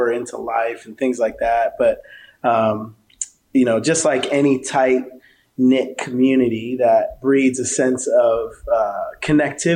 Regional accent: South River, New Jersey, United States; I grew up in New Jersey.

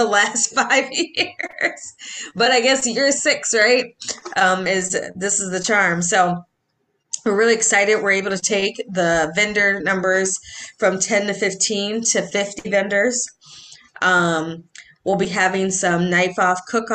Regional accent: Edina, Minnesota, United States; now in Golden Valley, United States; I'm from Edina, born and raised

